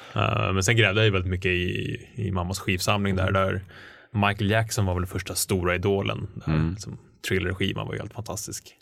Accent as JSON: {"language": "Swedish", "town": "Stockholm", "region": "Stockholm County", "country": "Sweden", "tie": "born or raised there", "said": "Jag växte upp i Hökarängen"}